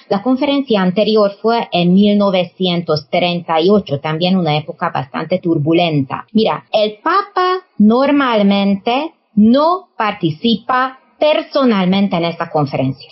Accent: Hungary

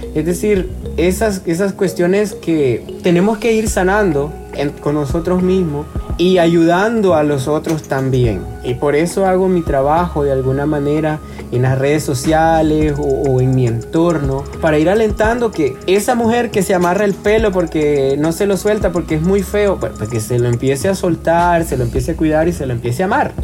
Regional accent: El Salvador; mi identidad afro, salvadoreña

